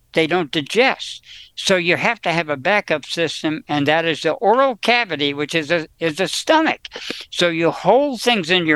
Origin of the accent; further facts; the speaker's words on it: New Jersey, United States; now in California, United States; I was from New Jersey. We didn't even know what an avocado was.